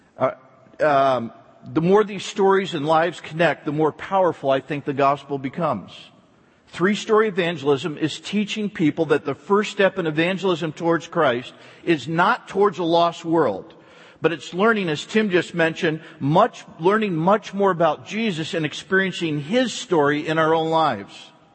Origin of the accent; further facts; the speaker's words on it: East Coast, United States; moved away; I was raised back on the East Coast